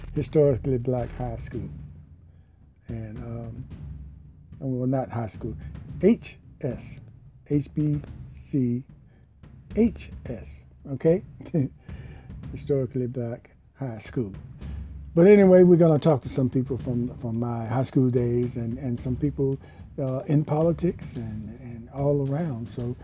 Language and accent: English; Hampton Roads area, Virginia, United States; also born or lived in Richmond, Virginia / Portsmouth, Virginia; I was from Virginia, and what a mixture there. I was a little naive guy leaving home for the first time, not far from my home, from the Hampton Roads area to Richmond